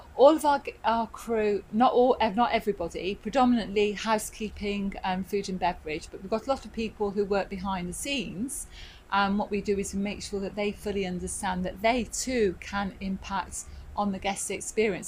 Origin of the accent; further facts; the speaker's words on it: Midlands, United Kingdom; moved away as an adult; I'm from the Midlands, so of course, you know, you don't really have that much involvement with the sea